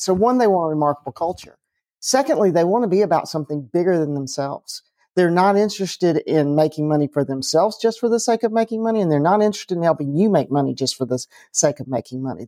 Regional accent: Atlanta, Georgia, United States; I grew up in Atlanta

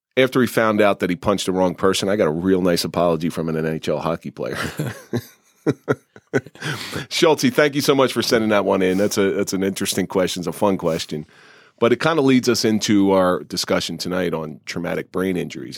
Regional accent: New Jersey, United States; I grew up in South Jersey

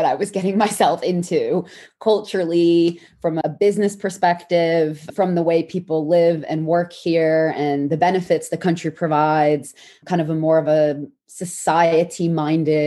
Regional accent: New York, United States; first language English; moved away as an adult; now in London, United Kingdom; I grew up in New York

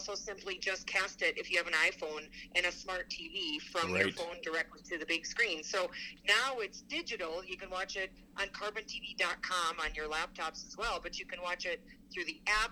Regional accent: Wisconsin, United States; I grew up in Wisconsin, home of AMS

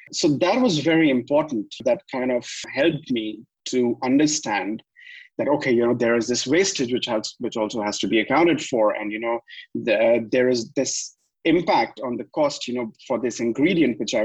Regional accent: India; now in Dubai, United Arab Emirates; I'm from India

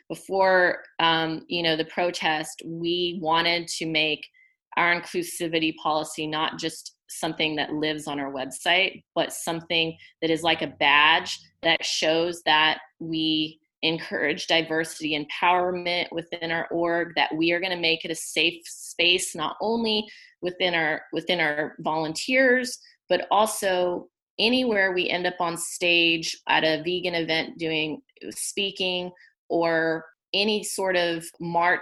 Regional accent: Oklahoma, United States; moved away as an adult; I am half Hispanic and white, and I grew up in Oklahoma, and most of my adult life I've lived in big cities

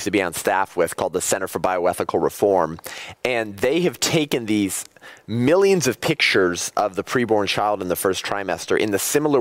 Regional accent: Whittier, California, United States; I grew up in Whittier, and now I'm married with 2 kids

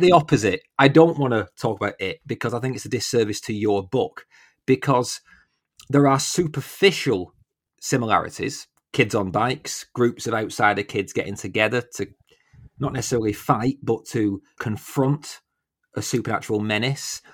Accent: United Kingdom; I'm so British

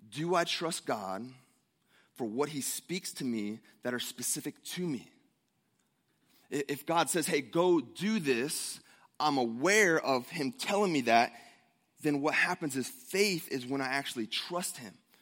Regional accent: Ohio, United States; moved away; I grew up in Ohio, the, the great Ohio, right? The Buckeye State

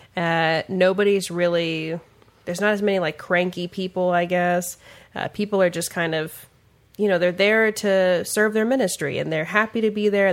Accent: Kansas City, Missouri, United States; now in Kansas City, Kansas, United States; I was born on the Missouri side

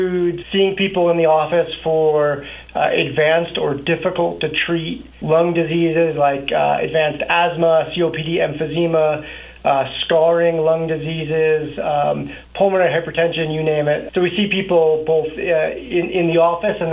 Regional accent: New Jersey, United States; moved away as an adult; also born or lived in Colorado Springs, Colorado / Denver, Colorado / Texas; now in Montrose, United States; Born and raised in New Jersey, got moved out to Colorado Springs for college

